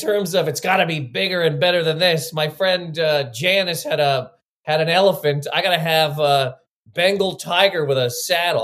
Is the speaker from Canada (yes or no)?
yes; Halifax, Nova Scotia, Canada; now in New York, United States; so I grew up in Nova Scotia. I'm from Halifax, Nova Scotia